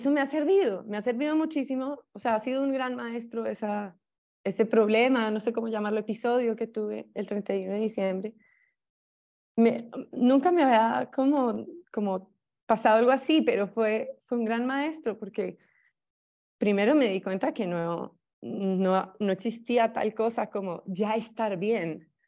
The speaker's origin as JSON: {"language": "Spanish", "country": "Colombia", "said": "Soy colombiana y fui, digamos, alumna tuya"}